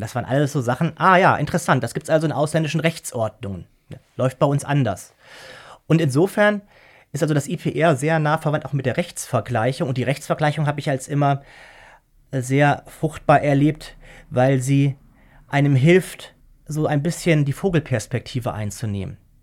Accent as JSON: {"language": "German", "country": "Germany", "also_born_or_lived": "Austria", "said": "Man wird als Deutscher in Österreich sofort als Deutscher entlarvt."}